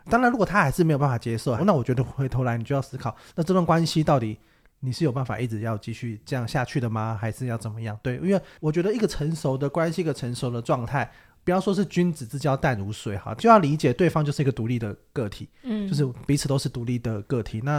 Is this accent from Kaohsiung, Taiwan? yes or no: yes; Kaohsiung, Taiwan; 我高雄人。